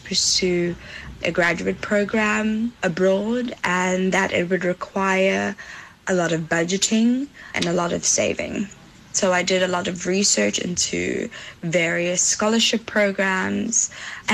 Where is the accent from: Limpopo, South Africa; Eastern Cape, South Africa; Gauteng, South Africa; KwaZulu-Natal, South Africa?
Gauteng, South Africa; Johannesburg; moved away as an adult; now in Netherlands; I'm from Johannesburg, South Africa.